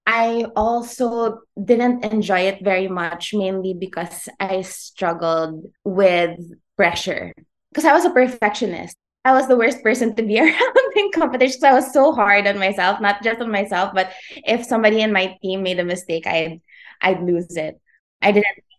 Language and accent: English; Iligan, Northern Mindanao, Philippines; also born or lived in Manila; I was born in Manila, raised in Iligan, so that's in Lanao del Norte